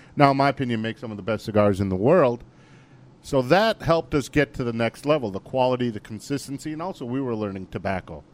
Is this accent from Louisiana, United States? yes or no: no; Green Bay, Wisconsin, United States; also born or lived in India; we grew up in Green Bay